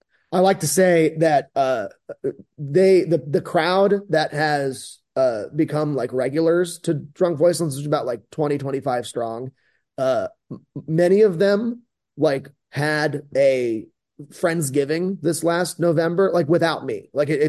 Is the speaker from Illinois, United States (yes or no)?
yes; Chicago, Illinois, United States; also born or lived in Florida; My family, I'm from Florida, but like kind of I claim Chicago halfway, and I grew up like almost on that block, like right down the street from Salt and Pepper Diner.